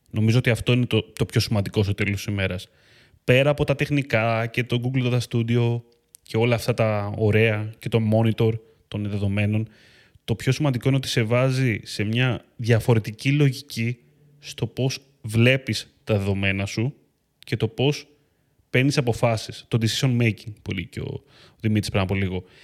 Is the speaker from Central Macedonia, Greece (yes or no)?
yes; Eleochoria, Central Macedonia, Greece; Νομίζω ότι είναι αυτό που λένε στο χωριό μου, στα λεωχώρια Χαλκιδική.